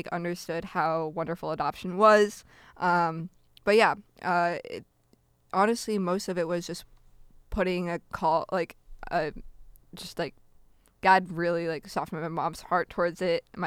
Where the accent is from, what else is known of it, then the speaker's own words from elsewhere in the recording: Peoria, Illinois, United States; also born or lived in Novosibirsk, Russia / Wisconsin; I'm from the Peoria, Illinois area